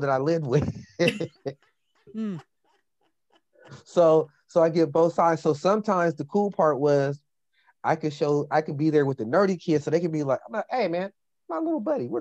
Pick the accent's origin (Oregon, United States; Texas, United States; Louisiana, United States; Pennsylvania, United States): Oregon, United States; Portland; growing up in Portland